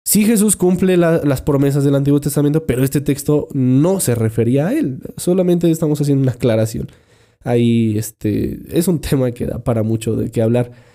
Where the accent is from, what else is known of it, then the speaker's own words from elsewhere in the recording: Mexico; nuestros villancicos que, que cantamos por acá